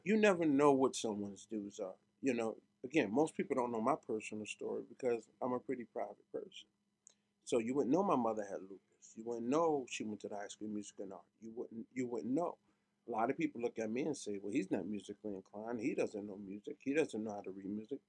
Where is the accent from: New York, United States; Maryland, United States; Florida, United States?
New York, United States; New York City; moved away; Growing up in Brooklyn was everything